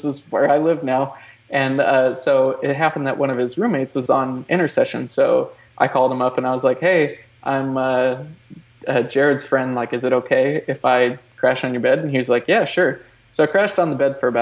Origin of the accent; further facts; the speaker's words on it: Oregon, United States; moved away as an adult; also born or lived in California; I grew up in Oregon. And which actually, small town, by the way, 1,285 people.